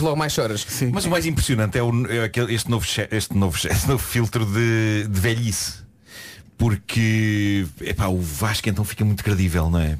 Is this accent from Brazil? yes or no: no; Vila do Conde, Norte, Portugal; os bolos da minha infância em Vila do Conde